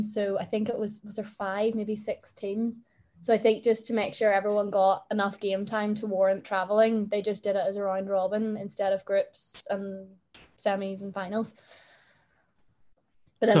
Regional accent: Northern Ireland, United Kingdom; There's 2 of us from Northern Ireland.

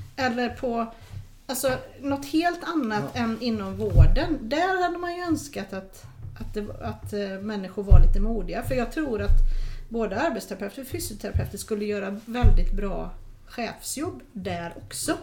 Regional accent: Sweden; vi är svenskar

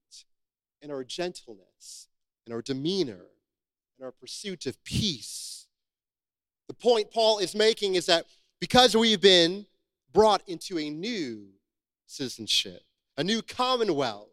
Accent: United States; I am American

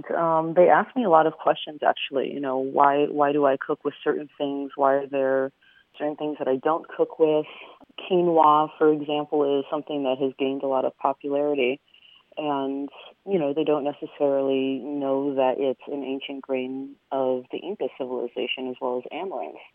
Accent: Venezuela; born there; I'm actually an Andean native from South America. I was born in Venezuela

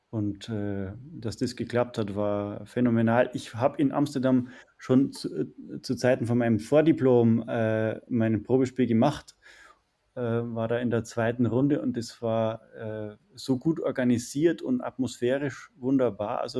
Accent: Bavaria, Germany; ich komme aus der, aus der Umgebung von München. Bin dort aufgewachsen

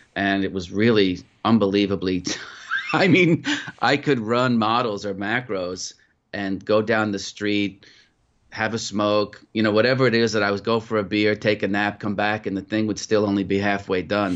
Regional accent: Putnam County, New York, United States; moved away; also born or lived in Mumbai / United Kingdom; I grew up in Putnam County, New York, where you had four seasons

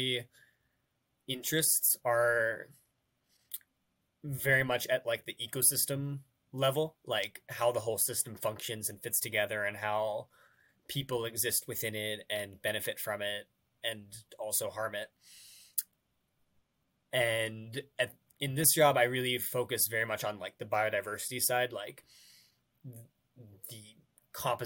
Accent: Western Colorado, United States; I grew up in Western Colorado, like surrounded by national forest

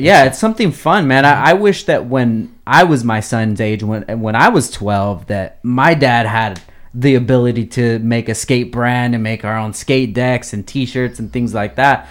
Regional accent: Oxnard, California, United States; growing up in Oxnard

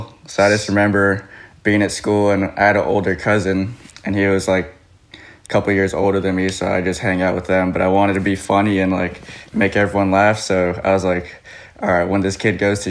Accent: Hawthorne, California, United States; I grew up in Hawthorne, California.

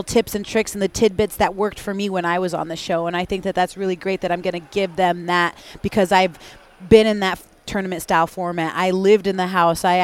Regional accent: Spokane, Washington, United States; where I'm from, in the Pacific Northwest, in the greater Spokane area

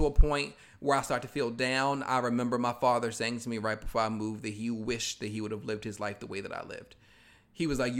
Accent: Baltimore, Maryland, United States; moved away as an adult; also born or lived in New York; now in Atlanta, United States; I moved back to Baltimore

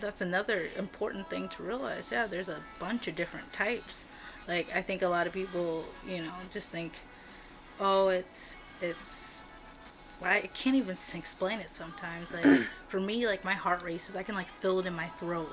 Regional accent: California, United States; now in Oregon, United States; I was born in California

